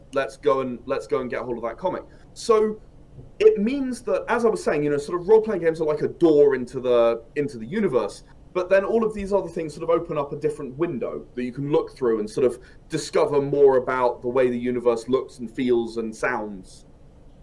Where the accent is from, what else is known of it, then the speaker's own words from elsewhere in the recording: United Kingdom; I'm British